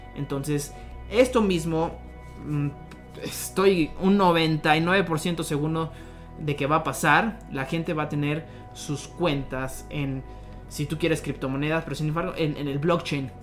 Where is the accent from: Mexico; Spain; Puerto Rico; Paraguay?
Mexico; Irapuato, Guanajuato; also born or lived in Monterrey; Soy de Irapuato, Guanajuato, una ciudad céntrica aquí en el, país México, la República